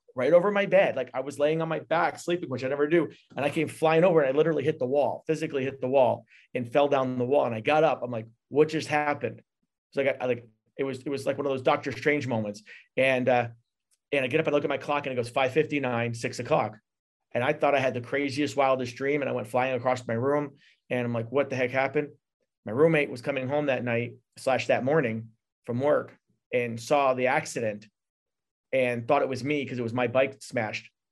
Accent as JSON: {"language": "English", "region": "New York", "country": "United States", "tie": "born or raised there", "said": "I am, uh, third generation born off a reservation in New York."}